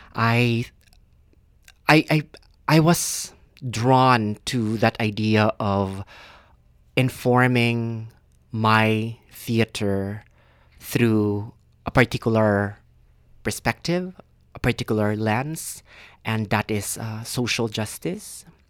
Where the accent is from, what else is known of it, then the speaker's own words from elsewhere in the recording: Philippines; moved away as an adult; now in Canada; I was born and raised in the Philippines